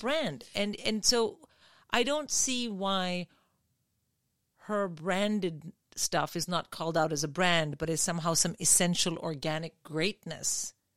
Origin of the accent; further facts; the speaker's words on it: India; now in United Kingdom; I grew up in India